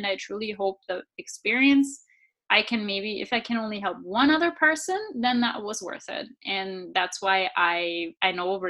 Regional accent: Southern Germany, Germany; I grew up in Germany, southern Germany.

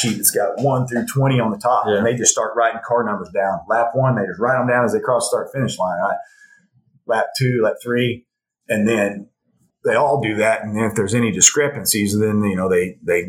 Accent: Elgin, Oklahoma, United States; I grew up here in Elgin and played sports and everything here in Elgin

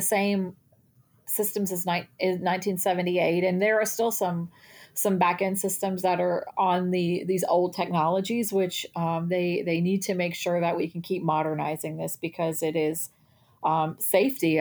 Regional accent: Texas, United States; I'm from Texas

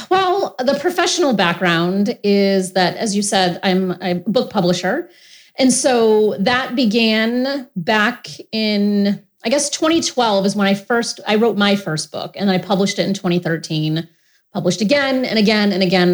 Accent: Rhode Island, United States; I grew up in Rhode Island, and I come from a pretty dysfunctional family

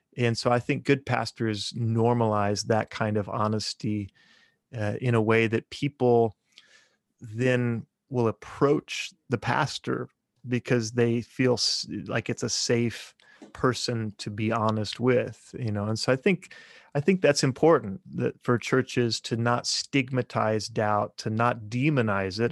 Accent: just south of Topeka, Kansas, United States; moved away as an adult; now in Bartlesville, United States; I grew up in Kansas, just south of Topeka, Kansas, eh, kinda out in the country.

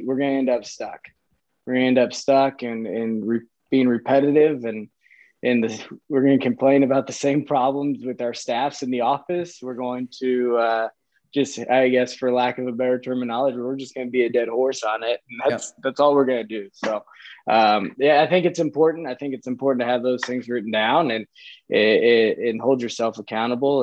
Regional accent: Kansas City, Missouri, United States; also born or lived in Chicago, Illinois / Sioux Center, Iowa; We moved from Chicago to Kansas City when I was like five. So I don't I remember some of it, but not a ton, but grew up in Kansas City.

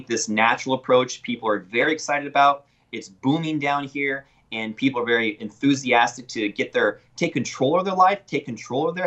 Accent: Yakima, Washington, United States; moved away as an adult; now in McAllen, United States; I'm originally from Yakima, Washington, and I went to school at the University of Washington School of Medicine.

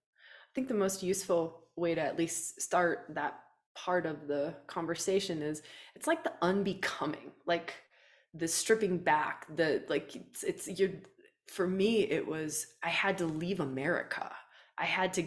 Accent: Wisconsin, United States; moved away as an adult; also born or lived in Australia; I grew up in Wisconsin. Right? Like, I grew up on a farm, a dairy farm.

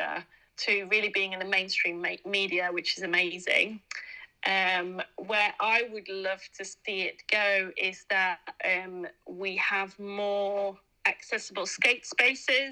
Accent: Netherlands; now in Leeds, United Kingdom; I'm an immigrant in a way. Like, I live in Leeds, but I'm from Holland

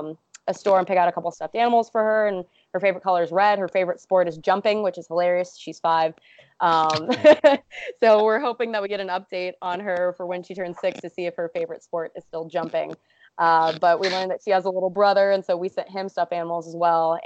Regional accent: Los Angeles, California, United States; Oh man, there's a really good joke that people that live on the coasts, and I'm from Los Angeles, say that anything that's between New York and California is just considered the Midwest.

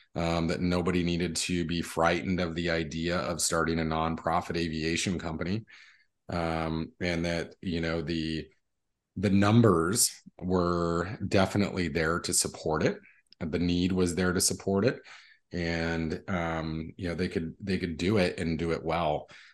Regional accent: Las Cruces, New Mexico, United States; I was born in Las Cruces, New Mexico, which is southern New Mexico. We're probably about twenty minutes from the Mexico border. Um, and, uh, born and raised there

